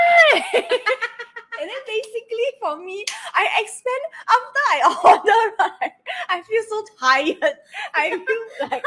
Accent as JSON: {"language": "English", "country": "Singapore", "said": "I'm a Singaporean"}